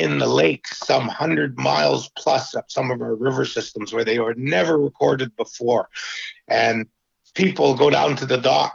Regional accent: Vancouver Island, British Columbia, Canada; I'm a registered Indian from Vancouver Island, British Columbia, Canada

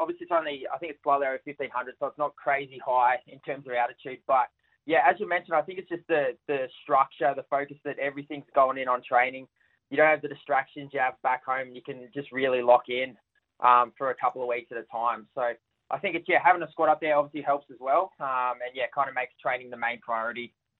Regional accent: United Kingdom; I think, especially being a Brit, we never want to lose to them.

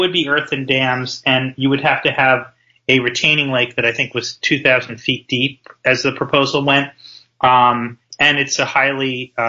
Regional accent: Connecticut, United States; my home state of Connecticut

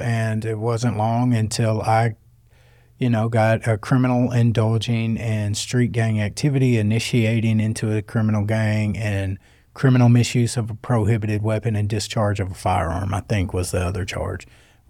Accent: North Little Rock, Arkansas, United States; Well, it wasn't really because I was from North Little Rock. I grew up on Pike Avenue. You know what I mean? And so for 17 blocks, me and my pop were the only white people out there.

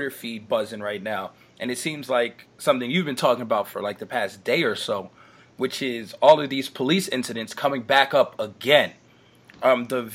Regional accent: New York, United States; growing up in New York, and you'd go outside and just sit on a car

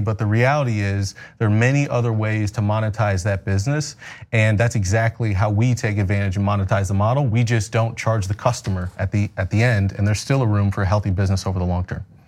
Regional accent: Omaha, Nebraska, United States; also born or lived in Battle Creek, Michigan; I grew up in Omaha, Nebraska

